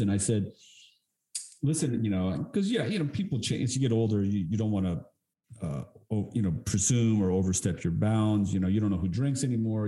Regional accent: Texas, United States; growing up in Texas, you know, my mother was Colum- my mother is Colombian

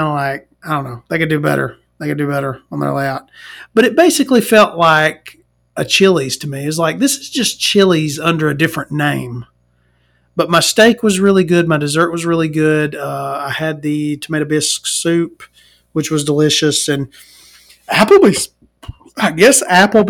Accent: Alabama, United States; as an Alabamian, as a Southerner

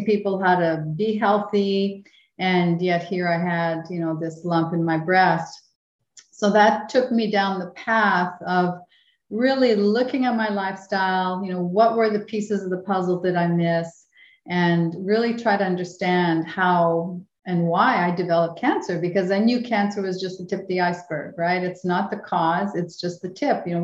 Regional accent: Winnipeg, Manitoba, Canada; moved away; we both grew up, yeah, in, the other side of the river, in the French, for me, in the French section, you know, Saint-Boniface

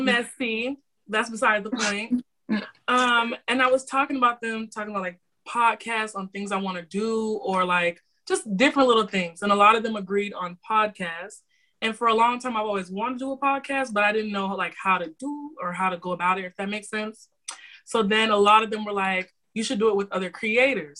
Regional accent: Florida, United States; I am from Florida. City boy originates from here

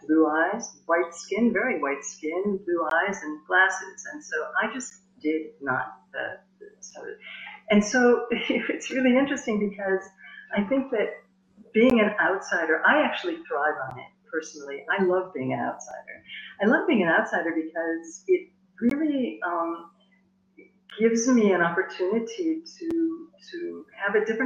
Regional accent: United States; moved away as an adult; also born or lived in South India; now in France; I was born in the United States. I was educated in the United States

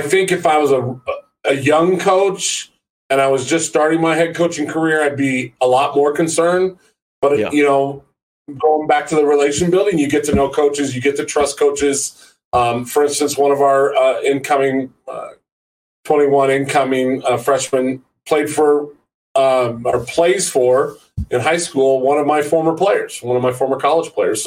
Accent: Maroa, Illinois, United States; I'm born and raised in Central Illinois. I grew up in a little small farming community called Maroa.

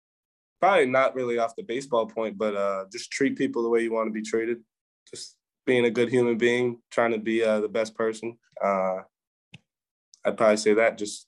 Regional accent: Land O'Lakes, Florida, United States; born there; No bandwagon. I was born in Land O'Lakes, Florida. It's okay. Tampa area.

